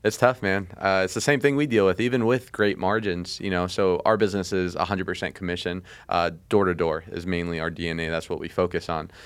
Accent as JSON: {"language": "English", "town": "Las Vegas", "region": "Nevada", "country": "United States", "tie": "born or raised there", "said": "I grew up in Vegas"}